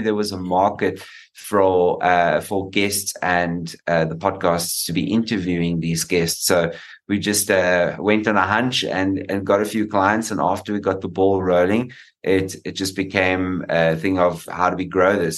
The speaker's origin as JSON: {"language": "English", "country": "South Africa", "said": "being a South African"}